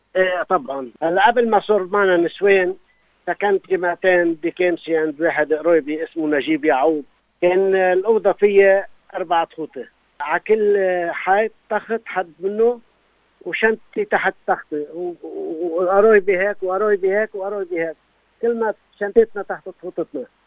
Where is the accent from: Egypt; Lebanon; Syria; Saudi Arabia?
Lebanon; moved away as an adult; also born or lived in Beirut; now in Australia; بضيعتي كرم المهر وكيف كنا نشتغل مع بي بالارض